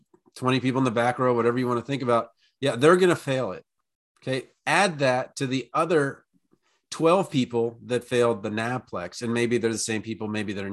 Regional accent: Maryland, United States; now in Iowa, United States; my home state from before. I'm in Iowa now, but Maryland

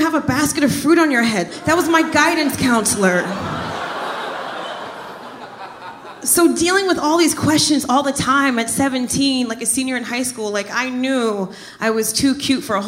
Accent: Trenton, New Jersey, United States; moved away as an adult; also born or lived in Miami; I'm originally from Jersey

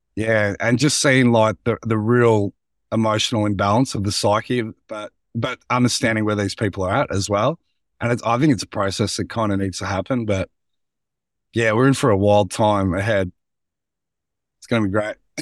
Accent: Central Victoria, Australia; growing up in Central Victorian small towns

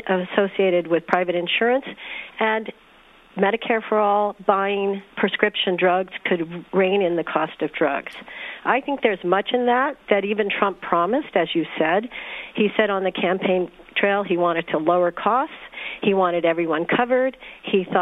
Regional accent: California, United States; I'm from California

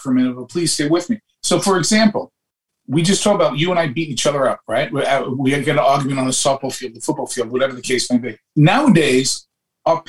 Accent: New York City, New York, United States; People say I'm Irish, Italian, Black, Jewish, Caribbean, because everything was in my neighborhood. And I am a microcosm of all of that DNA that went out in those Brooklyn Nights.

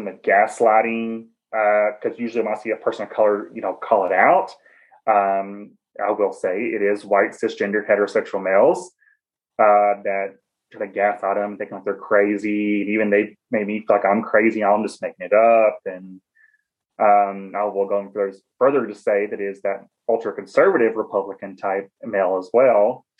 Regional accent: Southern United States, United States; accent: Southern; I'm Southern. I love myself. I loving my accent.

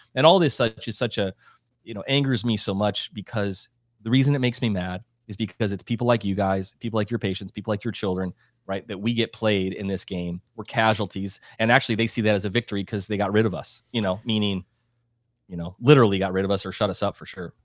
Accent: South Dakota, United States; I'm a Midwestern guy. You said I'm from South Dakota

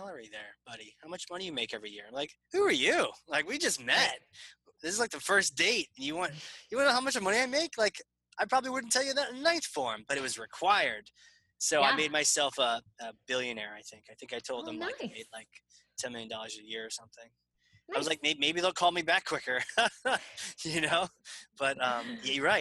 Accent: New Hampshire, United States; I'm New Hampshire

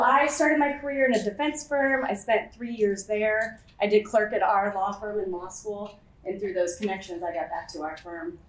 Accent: St. Louis, Missouri, United States; also born or lived in Milwaukee; I grew up in St. Louis.

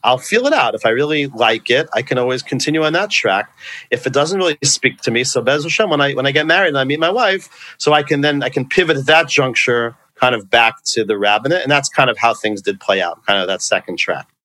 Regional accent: West Hempstead, New York, United States; also born or lived in Brooklyn, New York / Israel / Fair Lawn, New Jersey; when we moved there, I grew up in West Hempstead.

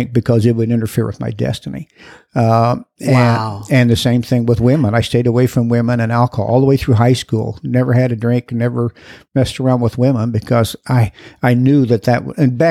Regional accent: Broadwell, Illinois, United States; now in Dallas, United States; Grew up in Illinois, a little bitty farm town in Illinois of 150 people. A little farm town, Broadwell, Illinois, right in the center of the state

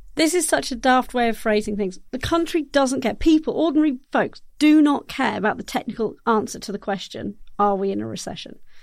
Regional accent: South Oxfordshire, South East England, United Kingdom; Area where I grew up in South Oxfordshire, quite rural

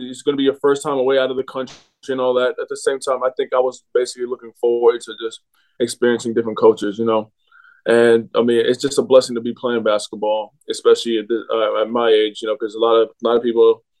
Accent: United States; moved away as an adult; especially as an American

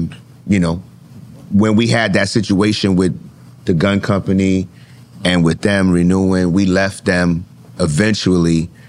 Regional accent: New York City, New York, United States; I grew up in Brownsville. I grew up around Puerto Ricans.

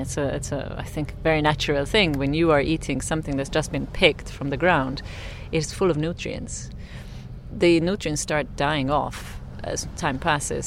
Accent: Malta; moved away as an adult; now in Ibiza, Spain; I'm from the island of Malta

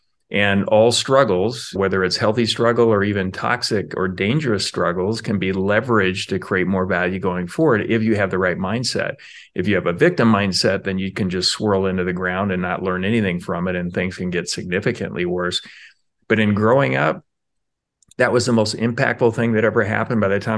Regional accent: Spokane, Washington, United States; As a kid, I mostly remember growing up in Spokane, Washington. My parents struggled a lot, and we moved a lot. As a result, I went to five different high schools.

